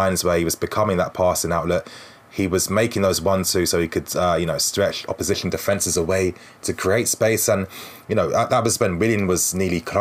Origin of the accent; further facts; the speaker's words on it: Ghana; I'm Ghanaian too